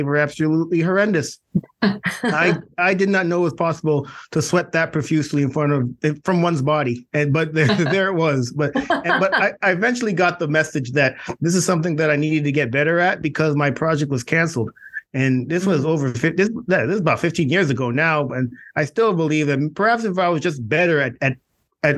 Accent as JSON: {"language": "English", "country": "Canada", "also_born_or_lived": "Clemson / New York", "moved": "as an adult", "said": "I'm originally from Canada."}